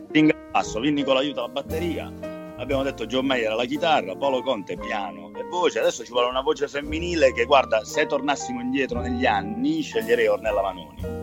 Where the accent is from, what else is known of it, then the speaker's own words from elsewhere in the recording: Cerignola, Apulia, Italy; moved away as an adult; now in Rome, Italy; io sono pugliese, sono di origini pugliesi, sono nato a Cerignola, in provincia di Foggia e, ehm, e poi all'età di 18 anni, come tutti, mi sono trasferito e sono venuto qui a Roma a vivere